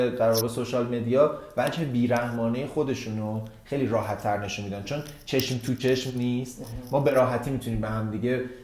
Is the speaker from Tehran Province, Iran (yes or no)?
yes; Tehran, Tehran Province, Iran; ولی من تا دو نسلم تهرانیه